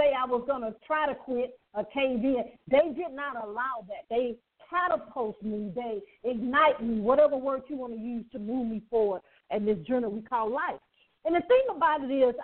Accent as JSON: {"language": "English", "town": "Birmingham", "region": "Alabama", "country": "United States", "tie": "born or raised there", "moved": "yes", "lives_now": "Atlanta, United States", "said": "I talk about being born and raised in poverty. I grew up in Birmingham, Alabama"}